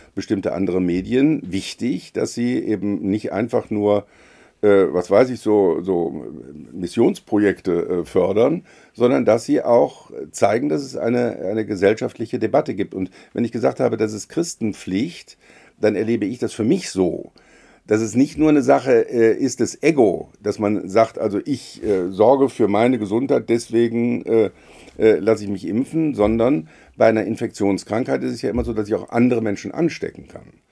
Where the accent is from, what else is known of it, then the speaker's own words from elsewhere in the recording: Rhineland, Germany; als, als Rheinländer